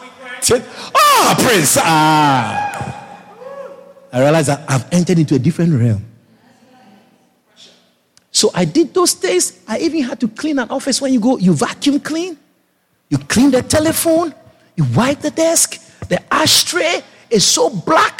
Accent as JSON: {"language": "English", "country": "Ghana", "also_born_or_lived": "Europe", "moved": "as an adult", "said": "I'm from Ghana"}